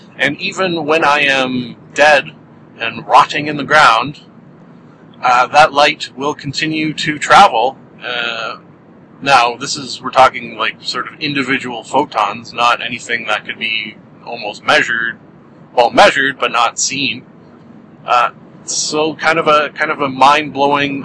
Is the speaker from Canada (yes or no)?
yes; Canada; being Canadian